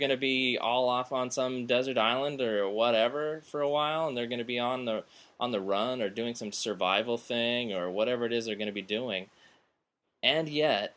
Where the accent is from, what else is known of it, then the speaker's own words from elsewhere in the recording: San Diego, California, United States; I'm from San Diego, not from New York City